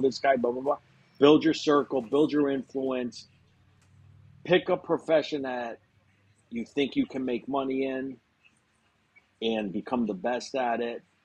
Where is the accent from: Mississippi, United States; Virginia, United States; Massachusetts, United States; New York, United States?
Massachusetts, United States; Springfield; I'm from Springfield, Massachusetts, um, small city